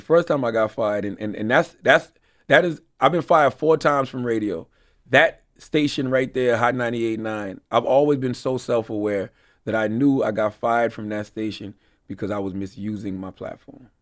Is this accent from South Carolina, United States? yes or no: yes; Moncks Corner, South Carolina, United States; moved away as an adult; also born or lived in Charleston, South Carolina / Philadelphia; I'm from South Carolina. I'm from Monk's Corner. I'm twenty minutes from Charleston. I was born in Charleston